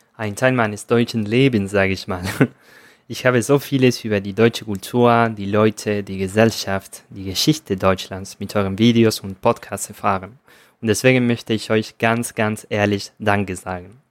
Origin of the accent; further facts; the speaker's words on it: Argentina; German is a second language; ich komme aus Argentinien